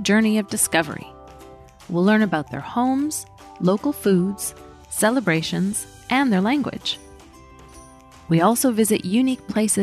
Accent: Canada; I'm French-Canadian

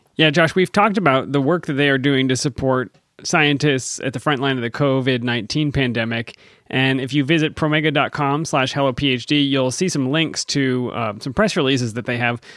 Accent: Pennsylvania, United States; Growing up in Pennsylvania

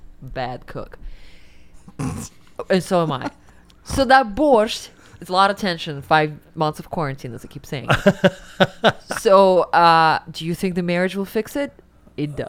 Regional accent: Kemerovo, Kemerovo Oblast, Russia; English is a second language; moved away; in Kemerovo, in my hometown, they fucking created this fast food when I was growing up in the 90s

